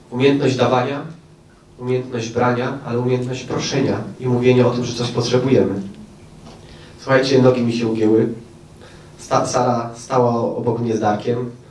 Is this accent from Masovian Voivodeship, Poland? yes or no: no; Oświęcim, Lesser Poland, Poland; born there; Przez moją siostrę, przez to, że się urodziłem w Oświęcimiu, przez to, że moja mama była przewodnikiem Auschwitz, przez wszystko.